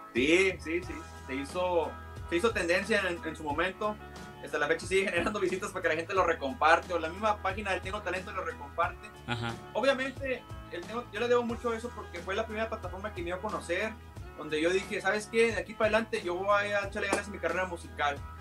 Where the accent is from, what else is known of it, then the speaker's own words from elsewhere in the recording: McAllen, Texas, United States; yo soy de aquí de Estados Unidos, soy de aquí de McAllen